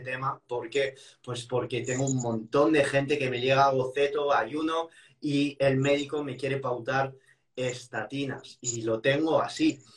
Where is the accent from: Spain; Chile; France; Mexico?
France; moved away; soy un francés y que siempre he vivido esto con carne y pescado